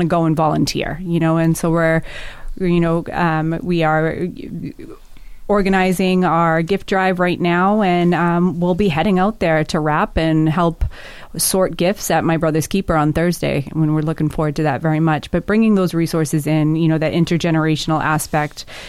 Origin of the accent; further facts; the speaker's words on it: Marshfield, Massachusetts, United States; moved away as an adult; now in Dorchester, United States; I grew up in Marshfield